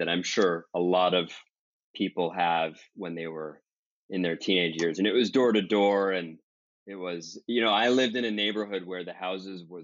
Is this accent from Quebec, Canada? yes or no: yes; Montreal, Quebec, Canada; some of my best memories growing up in Montreal has to be going up north into the mountains